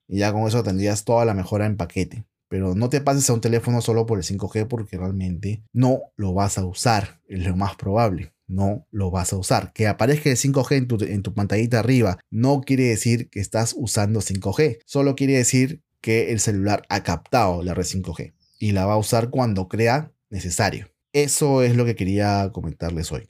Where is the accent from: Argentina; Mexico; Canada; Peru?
Peru; Lima; yo soy de Perú, soy de Lima